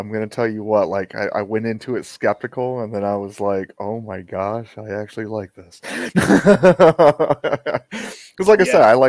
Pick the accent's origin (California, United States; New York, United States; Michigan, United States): Michigan, United States; now in Georgia, United States; I grew up in Michigan.